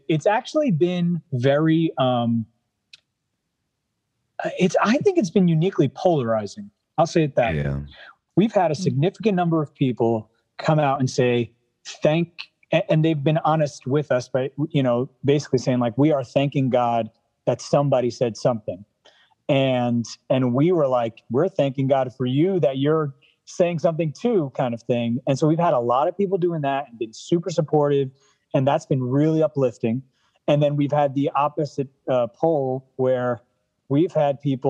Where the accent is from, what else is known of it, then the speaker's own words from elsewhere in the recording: New York City, New York, United States; being in the Bronx, being a New Yorker, and kind of growing up in Lutheranism out here